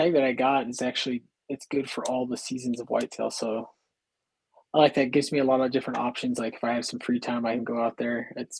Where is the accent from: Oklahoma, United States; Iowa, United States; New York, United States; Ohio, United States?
Iowa, United States; moved away; that's what I grew up with too in Iowa.